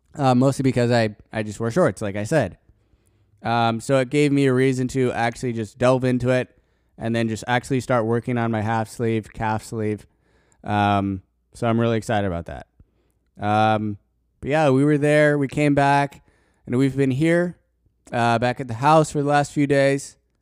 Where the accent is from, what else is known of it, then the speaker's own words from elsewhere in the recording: Colorado, United States; I'm from Colorado